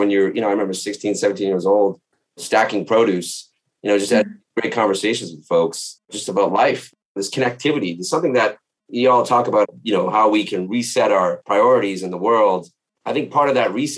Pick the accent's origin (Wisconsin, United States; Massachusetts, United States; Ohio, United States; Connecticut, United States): Massachusetts, United States; Boston; I grew up in Boston, and even though I grew up in working class Boston